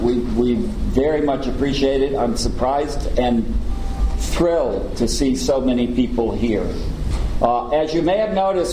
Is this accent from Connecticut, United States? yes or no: yes; Connecticut, United States; but we're from Connecticut. We persevere.